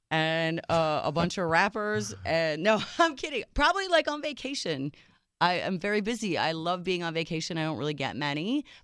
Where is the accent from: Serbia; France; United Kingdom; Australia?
Serbia; first language Serbian; English is a second language; So, Serbia, Yugoslavia back then